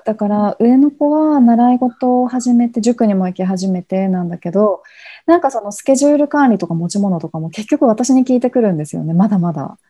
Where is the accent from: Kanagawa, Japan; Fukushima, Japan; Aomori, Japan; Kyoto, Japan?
Aomori, Japan; rural Aomori Prefecture, Japan; 私は出身青森県の田舎なんですよ